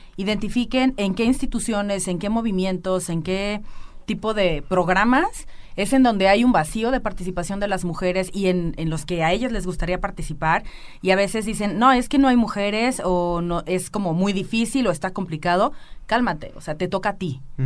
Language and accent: Spanish; Villa Hidalgo, Jalisco, Mexico; now in Aguascalientes, Mexico; soy de Los Altos de Jalisco. Eh, eh, sí, claro, llevo 11 años viviendo en Aguascalientes